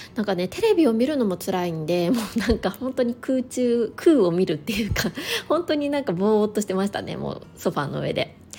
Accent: Niigata, Japan; moved away; 私の実家は新潟

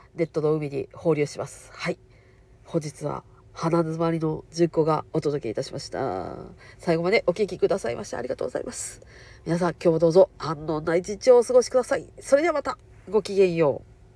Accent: Kansai, Japan; accent: Kansai-ben

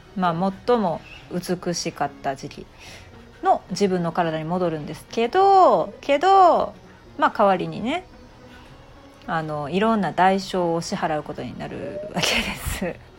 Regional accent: Japan; 謎なこの文化の中で、まあ、生まれ育ってきた

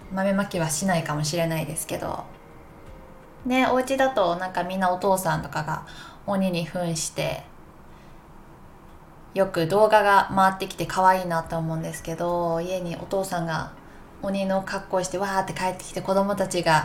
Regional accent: Takayama, Gifu, Japan; こんなに岐阜の高山出身なんですけど高山におった時はめっちゃ寒くて寒くてもなんか素足とかスカートミニスカート履いたりとかしてたのにもう

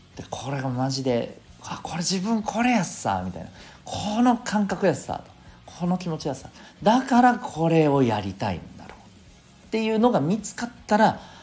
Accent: Okinawa, Japan; 私あの沖縄の出身ですけどね

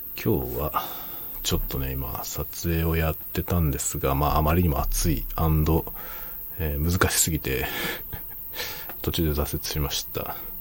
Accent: Japan; first language Japanese; ネイティブジャパニーズとして

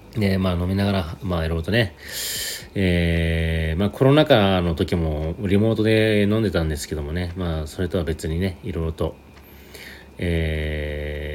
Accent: Sapporo, Hokkaido, Japan; moved away; 今私は、まあ、実家、えー、北海道札幌にですねえー、実家に今帰省中で

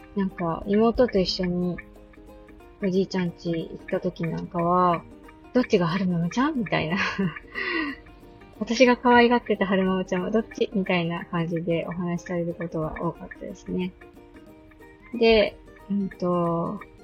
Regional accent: Akita, Japan; also born or lived in Oita / Osaka; 大分で生まれて、大阪でちょっと過ごして、秋田に帰ってきて

